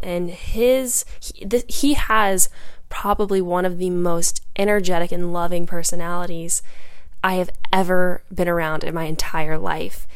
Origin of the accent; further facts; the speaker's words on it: Charleston, United States; I'm from Charleston